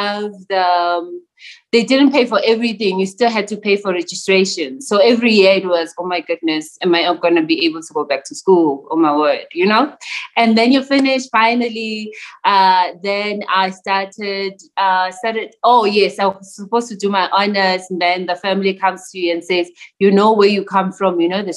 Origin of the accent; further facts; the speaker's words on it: Pretoria, Gauteng, South Africa; I am a township girl, born and raised in Mamelodi, Pretoria.